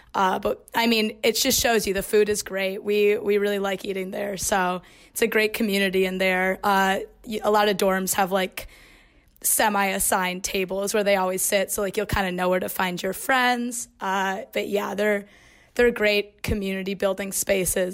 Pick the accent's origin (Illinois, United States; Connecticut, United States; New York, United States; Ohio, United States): Illinois, United States; Chicago; I'm from Chicago, Illinois